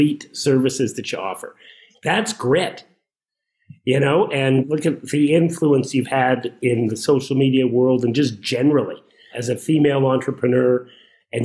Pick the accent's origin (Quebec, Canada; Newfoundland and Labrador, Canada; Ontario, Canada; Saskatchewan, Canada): Saskatchewan, Canada; the world in which I grew up and lived in Saskatchewan, even when I was a kid, I always had a job